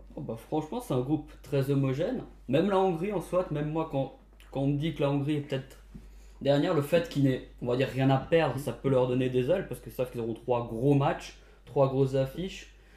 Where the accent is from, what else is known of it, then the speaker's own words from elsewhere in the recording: Portugal; En tant que Portugais, je sais